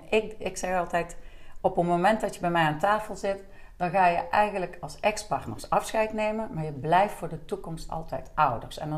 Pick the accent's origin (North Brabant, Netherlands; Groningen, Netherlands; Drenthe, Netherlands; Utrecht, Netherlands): North Brabant, Netherlands; Deurne; born there; now in Liessel, Netherlands; ik ben geboren in Deurne en ik woon bijna 15 jaar alweer in Liesel.